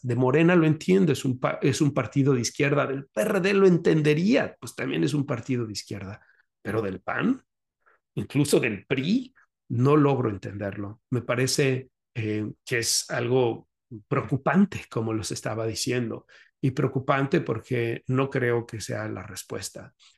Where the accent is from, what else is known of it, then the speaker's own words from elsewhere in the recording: Guadalajara, Jalisco, Mexico; moved away as an adult; now in Chicago, United States; En Guadalajara estuve visitando a mis familiares, a mis seres queridos, pues es la tierra en donde nací y que me vio crecer